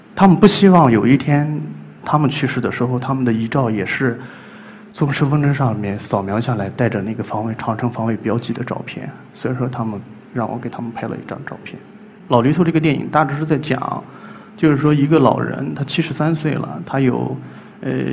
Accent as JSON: {"language": "Chinese", "town": "Gaotai", "region": "Gansu", "country": "China", "tie": "born or raised there", "moved": "yes", "said": "今年三十二岁， 呃，甘肃高台人。 我出生在一个叫花强子的村庄， 而在这个村子里面有很多湿地"}